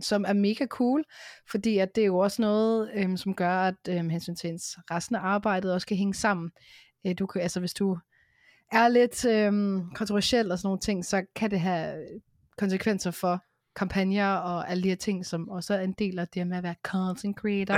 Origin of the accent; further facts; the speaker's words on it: Hørsholm, Capital Region of Denmark, Denmark; now in Vestegnen, Denmark; jeg kommer oprindeligt fra Hørsholm